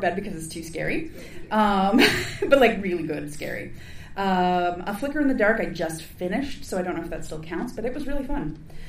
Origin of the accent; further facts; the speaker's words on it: Canada; Look, I'm Canadian, okay?